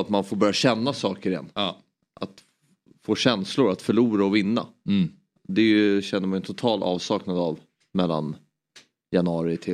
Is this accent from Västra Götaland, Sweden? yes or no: no; Stockholm, Stockholm County, Sweden; Stockholms stadsbibliotek ligger mig väldigt nära, nära hjärtat för det är precis där jag växte upp